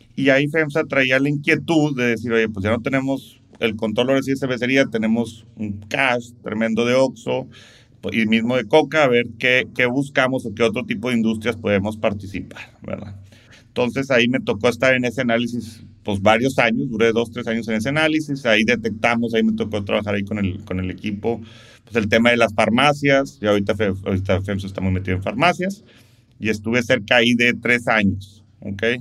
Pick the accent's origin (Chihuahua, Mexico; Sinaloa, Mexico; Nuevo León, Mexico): Nuevo León, Mexico; Monterrey; soy regio, soy de Monterrey, soy rayado